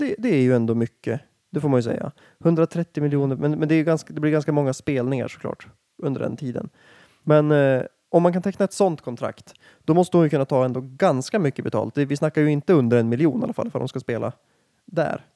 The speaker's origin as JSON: {"language": "Swedish", "town": "Härnösand", "region": "Västernorrland County", "country": "Sweden", "said": "jag är ju från Härnösand"}